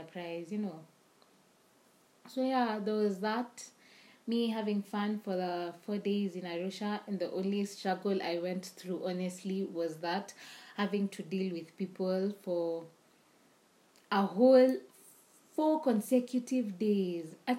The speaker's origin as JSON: {"language": "English", "region": "Nairobi", "country": "Kenya", "said": "we're from Nairobi"}